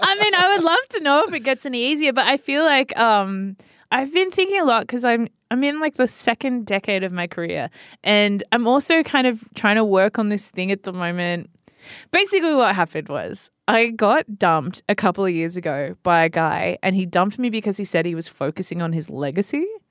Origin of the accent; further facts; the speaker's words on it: Sydney, New South Wales, Australia; I grew up like, around the northern beaches of Sydney